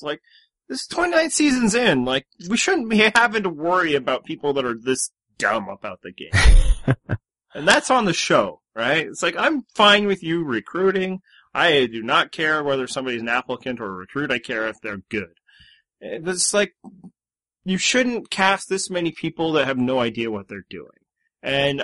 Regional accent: Canada; I'm from Communist Canada

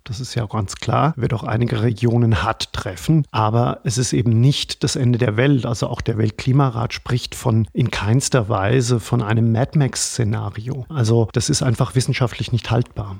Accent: Germany; now in Vienna, Austria; ich beobachte das ja auch als Deutscher, die Situation in Deutschland

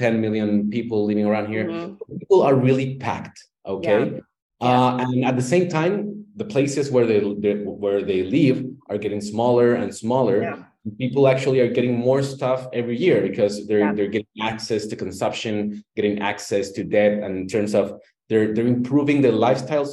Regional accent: Chile; I'm from Chile, Latin America.

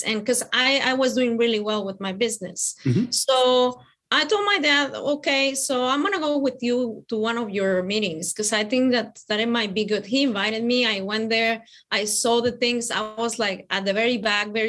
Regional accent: Mexico City, Mexico; now in Tennessee, United States; I come from Mexico. I am originally from Mexico City.

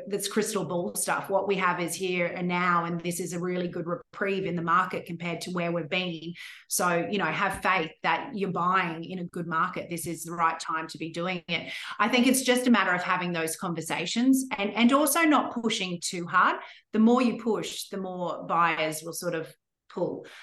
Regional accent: Brisbane, Queensland, Australia; moved away as an adult; also born or lived in Sydney; my hometown in Brisbane

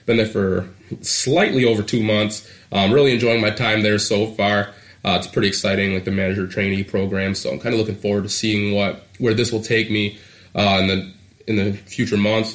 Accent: Eastpointe, Michigan, United States; also born or lived in Detroit, Michigan; 22 years old. I was born in Detroit, Michigan. Raised in East Point

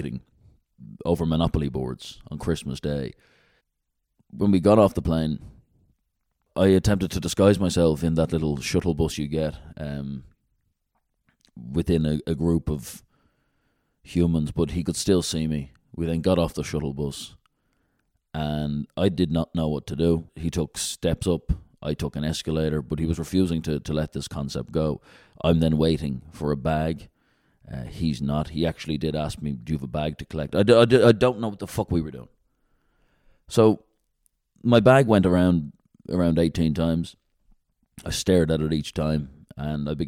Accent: Dublin, Leinster, Ireland; moved away; where I grew up in Dublin

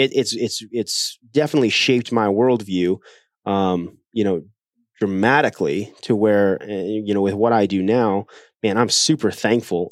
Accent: Ohio, United States; moved away as an adult; also born or lived in South Korea / Iowa / China / Greenville, South Carolina; now in Wisconsin, United States; then I grew up the rest of my childhood in Ohio

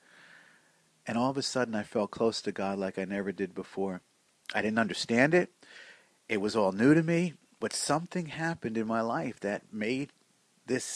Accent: Newark, New Jersey, United States; also born or lived in Irvington, New Jersey; I grew up in Newark and Irvington, pretty much Essex County urban area, and kind of a city kid.

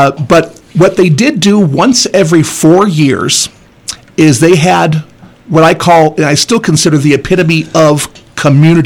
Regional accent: Southern California, United States; also born or lived in Desert Hot Springs, California; I'm born and bred Southern Californian

